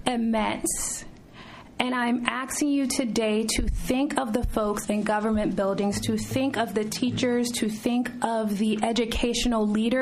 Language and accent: English; South Florida, United States; I was born and raised in South Florida